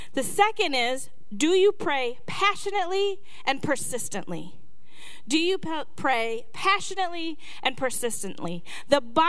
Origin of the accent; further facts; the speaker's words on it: Minnesota, United States; I'm from Minnesota, the home of 3M